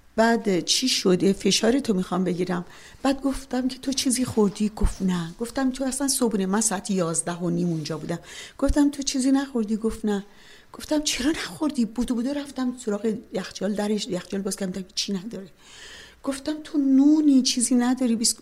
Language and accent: Persian; Tehran, Tehran Province, Iran; born or raised there; moved away as an adult; also born or lived in Chalus, Iran; now in Canada